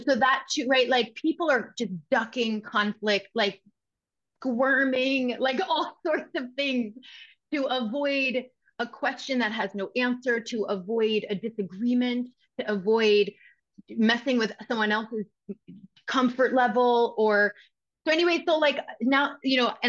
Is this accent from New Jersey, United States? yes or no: no; Westchester, New York, United States; I'm from Westchester. You know, I'm from New York